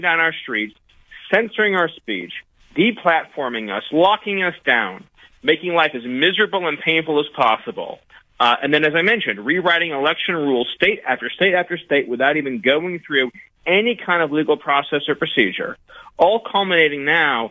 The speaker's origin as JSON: {"language": "English", "region": "California", "country": "United States", "tie": "born or raised there", "said": "a kid growing up in California"}